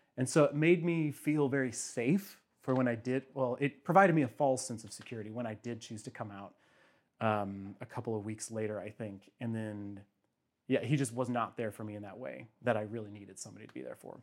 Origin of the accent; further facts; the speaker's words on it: Bonne Terre, Missouri, United States; also born or lived in St. Louis, Missouri; now in Kansas City, United States; they both still live in my little home area in Saint Francis County. Um, I'm the only one who moved out